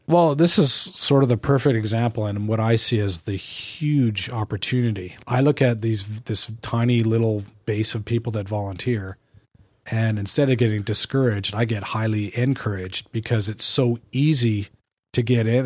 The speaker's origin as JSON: {"language": "English", "country": "Canada", "also_born_or_lived": "California", "said": "I'm a Canadian"}